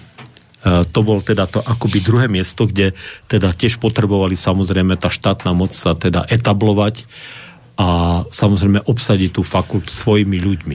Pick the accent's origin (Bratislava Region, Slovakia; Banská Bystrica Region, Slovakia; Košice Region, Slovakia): Košice Region, Slovakia; Košice; ja som Košičan, teda však som vyrastal v Košiciach